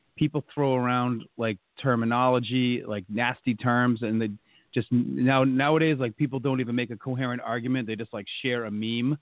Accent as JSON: {"language": "English", "town": "North Attleboro", "region": "Massachusetts", "country": "United States", "tie": "born or raised there"}